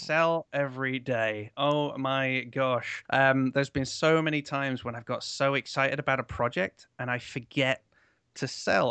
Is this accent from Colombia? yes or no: no; Canada; now in United Kingdom; I'm from Canada originally